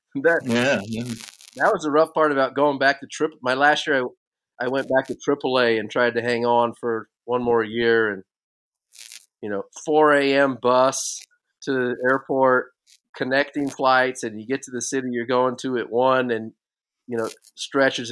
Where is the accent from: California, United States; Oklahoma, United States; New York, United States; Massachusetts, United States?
California, United States; Bay Area; I was born in California. I was born in the Bay Area. And so I grew up a Giants fan.